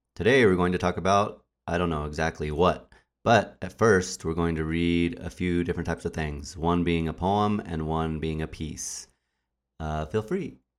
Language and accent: English; Albuquerque, New Mexico, United States; moved away; also born or lived in Wisconsin; I'm originally from New Mexico. I was born and raised in Albuquerque, New Mexico.